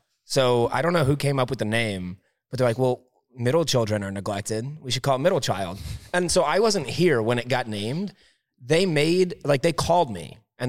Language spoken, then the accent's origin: English; Midwest, United States; I'm from the Midwest, dude. We grow wheat here.